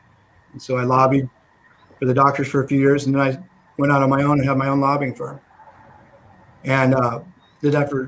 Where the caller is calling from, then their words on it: Sacramento, California, United States; I'm in Sacramento, California.